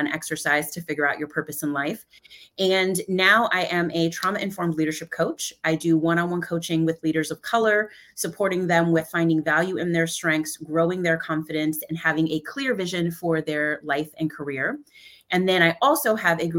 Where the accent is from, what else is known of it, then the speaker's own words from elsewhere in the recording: Central Valley of California, United States; I am from the Central Valley of California. I am a Mexicana, Venezolana, grew up though in a farm worker community